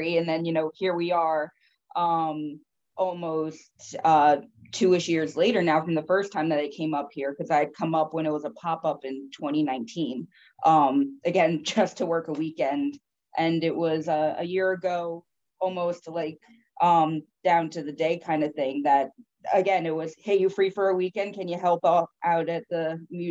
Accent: Stony Point, New York, United States; I grew up in the Hudson Valley. I grew up in Stony Point

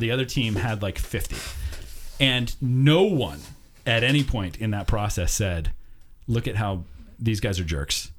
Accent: United States; as an American

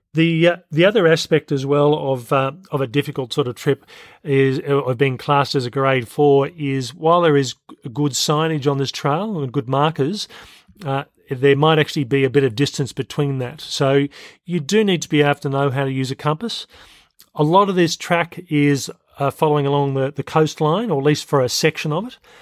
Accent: Australia; I'm Australian and I've lived in Australia for most of my life, not all

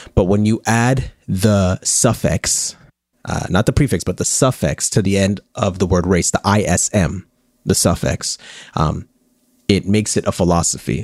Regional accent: Canada; we're Canadian

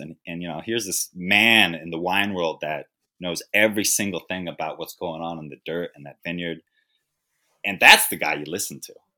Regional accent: Napa, California, United States; I grew up in Napa, I grew up a white man

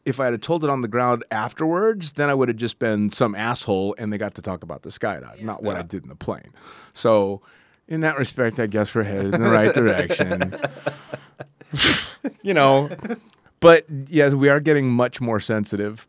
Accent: near San Francisco, California, United States; I was born and raised right near San Francisco.

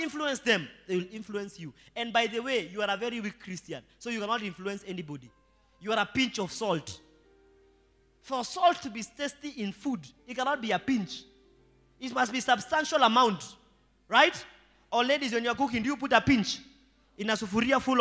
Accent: Rongai, Kenya; I was born in Rongai

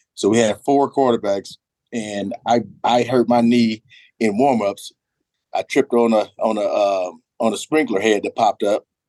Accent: California, United States; moved away; I'm from California

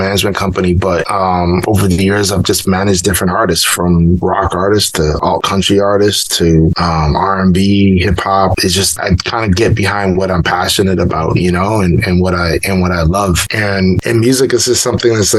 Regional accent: Canada; growing up in Canada

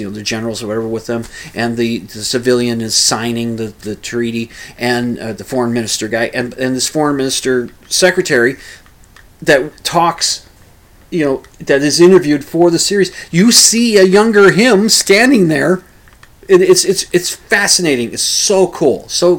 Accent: United States; as an American

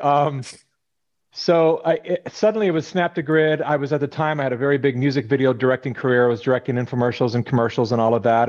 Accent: California, United States; I was born and raised in California

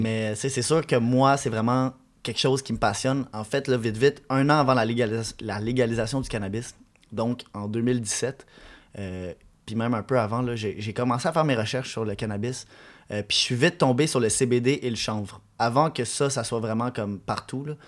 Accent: Quebec, Canada; je disais que je venais du Québec, puis là, le monde, il aimait mon accent anglais

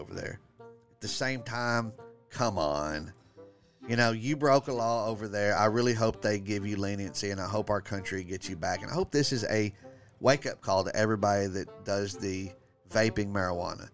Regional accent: Texas, United States; I'm from Texas. I am the angry Texan comedian.

